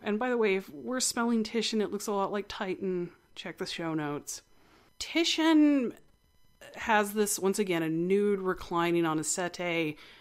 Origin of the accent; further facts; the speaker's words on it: West Texas, United States; I am originally from West Texas.